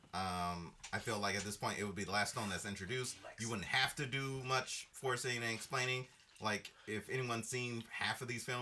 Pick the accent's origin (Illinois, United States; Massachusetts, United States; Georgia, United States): Illinois, United States; Chicago; I'm from Chicago. I've lived in America my whole life.